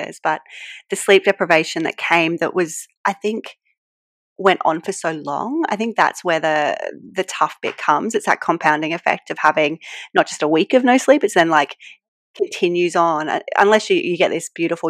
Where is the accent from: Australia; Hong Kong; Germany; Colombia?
Australia; New South Wales; accent: Australian; I live, as you can tell from my accent, I live in Australia. So I'm in a place called the Hunter Valley, which is just outside of Sydney